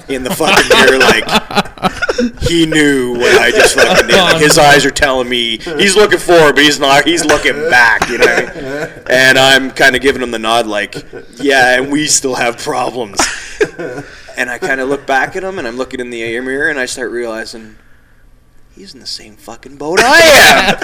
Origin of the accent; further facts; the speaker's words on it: Toronto, Ontario, Canada; I'm from Toronto